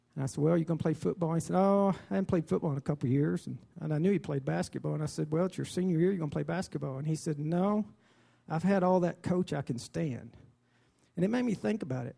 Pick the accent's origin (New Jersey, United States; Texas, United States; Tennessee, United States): Texas, United States; Dimmitt; I was raised in Dimmitt